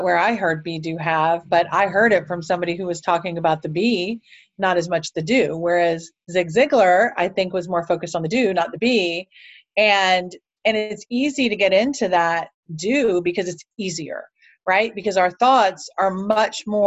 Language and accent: English; Cleveland, Ohio, United States; I'm actually from Cleveland, Ohio, and up until about 19 years old, I had just been banged around